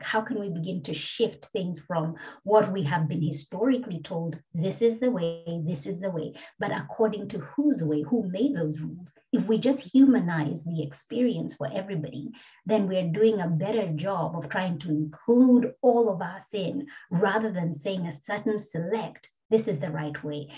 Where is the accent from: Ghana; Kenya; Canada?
Kenya; now in Australia; I'm a black migrant woman uh, from Kenya originally